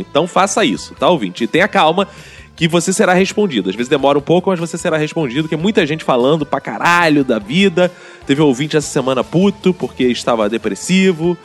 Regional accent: Rio de Janeiro, Brazil; accent: carioca; gente tem sotaque de carioca.

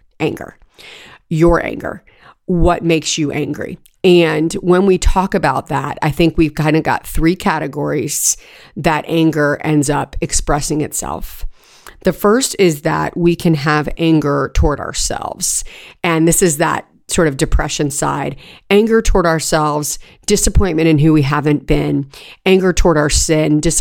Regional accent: California, United States; moved away; We had a septic tank when I was growing up in California

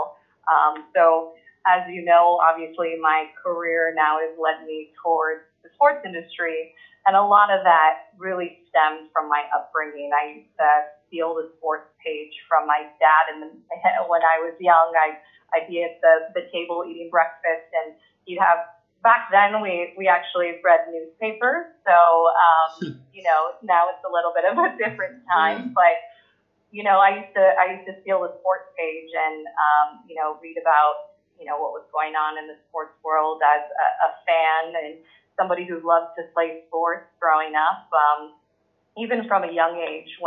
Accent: Los Angeles, California, United States; I grew up here in Southern California, so have some roots here in Los Angeles

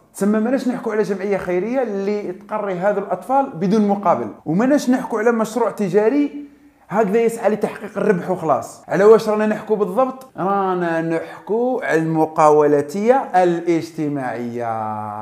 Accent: Algeria; أنا كمواطن جزائري

